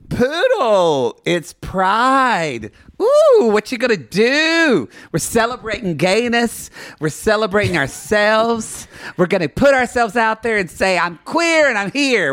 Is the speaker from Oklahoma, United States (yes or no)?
yes; Ardmore, Oklahoma, United States; now in Los Angeles, United States; growing up where we grew up with you in South Carolina and myself in Oklahoma